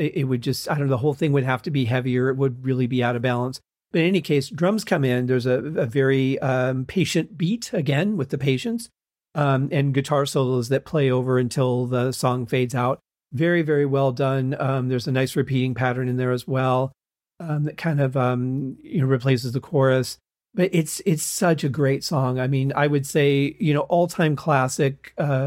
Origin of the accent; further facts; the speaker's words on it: Michigan, United States; I was growing up in Michigan